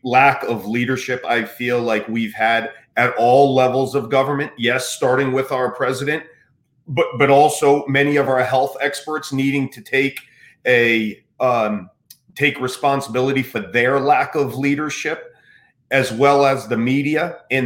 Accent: United States; as an American

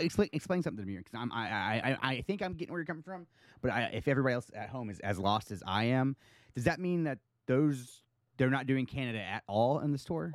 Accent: United States; I'm your American friend

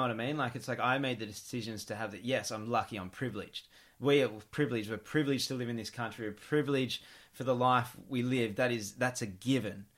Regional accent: Gold Coast, Queensland, Australia; growing up in the Gold Coast

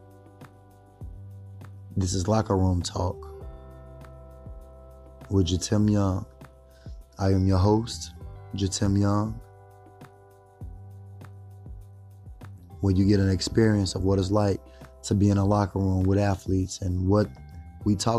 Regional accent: Chicago, Illinois, United States; I'm from Chicago

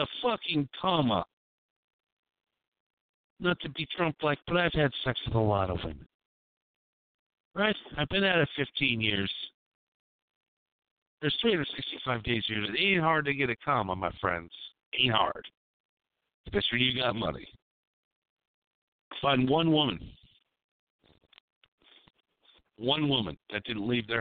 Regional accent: United States; I'm American

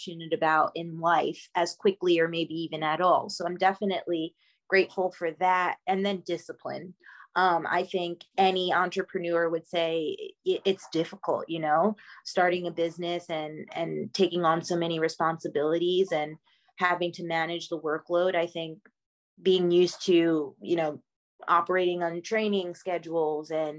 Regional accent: Long Island, New York, United States; moved away; I grew up in Long Island, New York

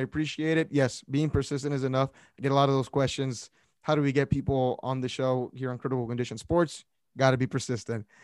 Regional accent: Brownsville, Texas, United States; I'm from Brownsville, Texas

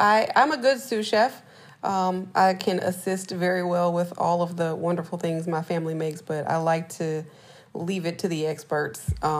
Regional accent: Baton Rouge, Louisiana, United States; since I'm from Baton Rouge

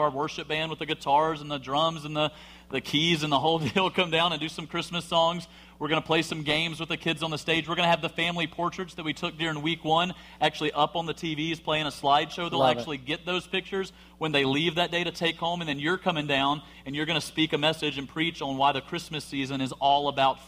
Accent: Alabama, United States

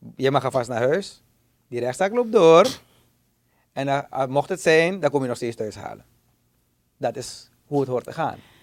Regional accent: Suriname; als Surinamers

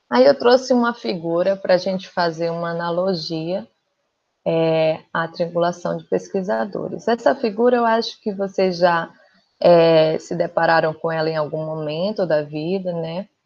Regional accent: Pernambuco, Brazil; moved away as an adult; also born or lived in Rio Grande do Norte; now in Rio de Janeiro, Brazil; eu não sou daqui do Rio, eu sou pernambucana

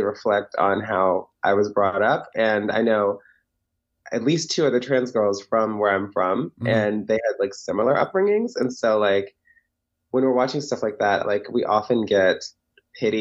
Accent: Woodbridge, Virginia, United States; also born or lived in Alexandria, Virginia / New York City; now in Los Angeles, United States; I was born in Alexandria, Virginia, but I was raised in Woodbridge, Virginia

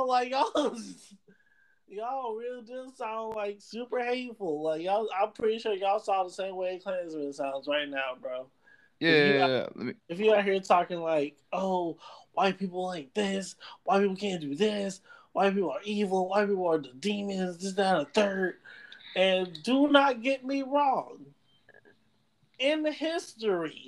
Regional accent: Jamaica; I'm Jamaican

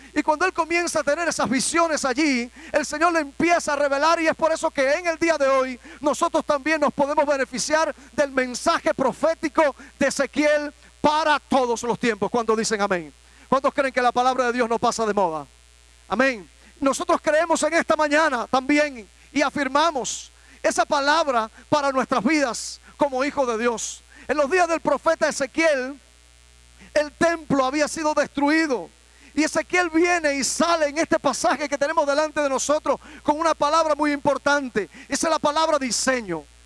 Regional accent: Cuba; en mi país

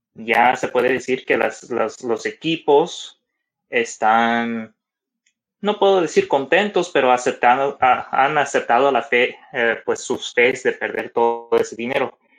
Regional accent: Mexico; nosotros como mexicanos

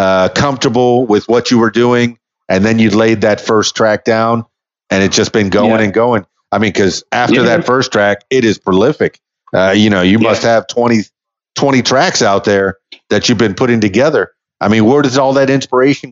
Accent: Miami, Florida, United States; moved away as an adult; now in Arkansas, United States; I'm from Miami, Florida, which is a really big city

